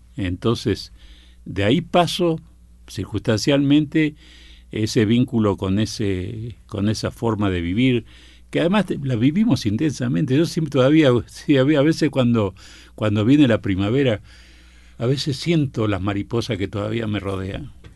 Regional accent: Buenos Aires, Argentina; voy a vivir a la Boca y vivía a una cuadra de la cancha de Boca

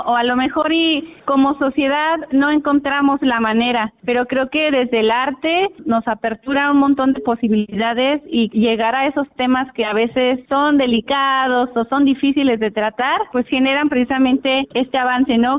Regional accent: Guerrero, Mexico; de los más importantes aquí en, nuestro estado, como Acapulco, Iguala, Itasco

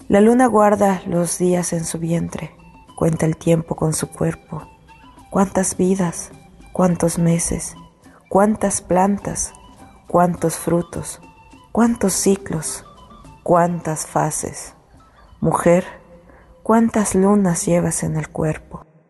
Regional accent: Tekax, Yucatán, Mexico; soy originaria de Chayateca, Yucatán.

